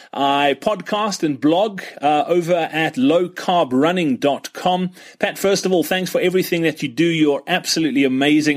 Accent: Johannesburg, Gauteng, South Africa; I'm from Johannesburg in South Africa.

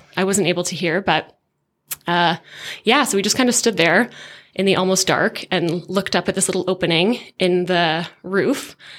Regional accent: Hamilton, Ontario, Canada; In Southern Ontario, in Hamilton.

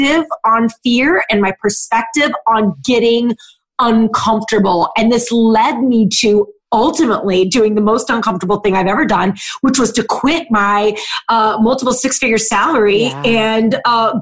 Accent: St. Louis, Missouri, United States; moved away as an adult; also born or lived in Chicago / Ohio; now in Cleveland, United States; I am born and raised in St. Louis

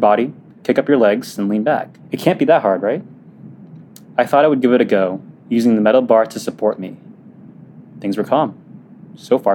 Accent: Temecula, California, United States; I'm a junior in high school living in my parents' place in Temecula, suburbia

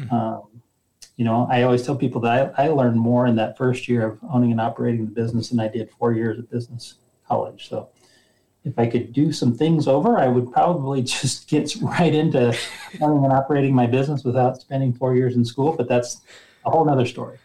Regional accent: Nebraska, United States; moved away as an adult; also born or lived in Fort Collins, Colorado; I grew up in Nebraska

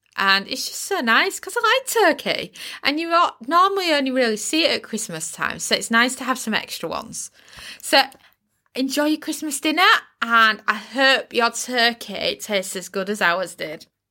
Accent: United Kingdom; in the U K, we use the word turkey crown

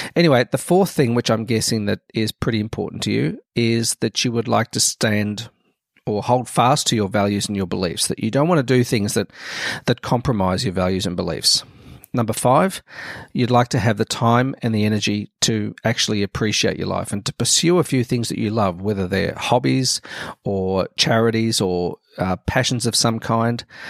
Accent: Melbourne, Victoria, Australia; to set up the Melbourne branch, um, where I lived

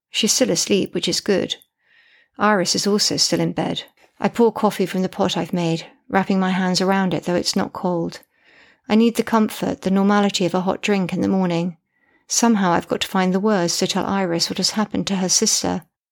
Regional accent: United Kingdom; I'm British and female

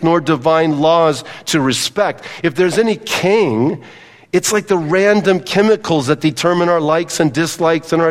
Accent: Southern California, United States; I grew up in Southern California on soccer fields and baseball fields and football fields

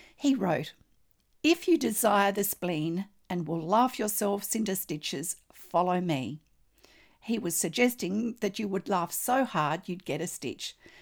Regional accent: Australia; I'm an Australian textile artist

